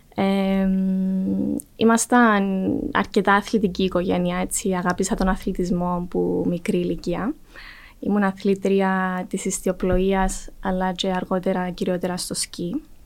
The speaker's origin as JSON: {"language": "Greek", "town": "Larnaca", "region": "Larnaca District", "country": "Cyprus", "tie": "born or raised there", "also_born_or_lived": "Athens, Greece", "said": "εγώ μεγάλωσα στη Λάρνακα."}